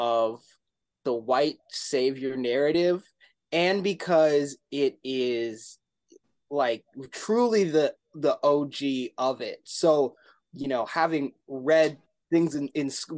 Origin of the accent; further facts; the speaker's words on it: Salt Lake City, Utah, United States; also born or lived in Philadelphia, Pennsylvania; I grew up in Salt Lake City, Utah